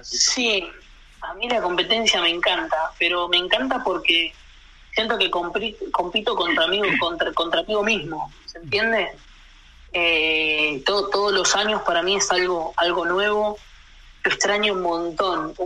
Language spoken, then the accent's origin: Spanish; Allen, Río Negro, Argentina; also born or lived in Buenos Aires; now in Allen, Argentina; Hoy vivo en la ciudad donde mis papás empezaron a trabajar. Eh, yo me mudé de donde viven ellos y me vine a la ciudad de Allen